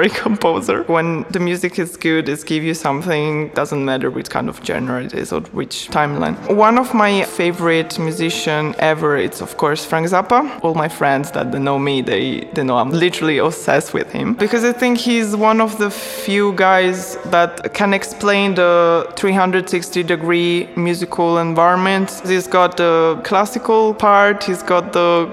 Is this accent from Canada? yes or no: no; Lucca, Tuscany, Italy; English is a second language; moved away as an adult; I was born in Italy, in Lucca, Tuscany, from a German mother, an Italian father